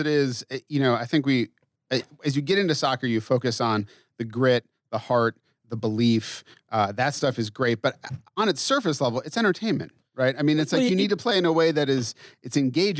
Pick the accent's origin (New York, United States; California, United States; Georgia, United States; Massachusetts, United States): Massachusetts, United States; moved away; I grew up in Massachusetts, so I grew up a Red Sox fan.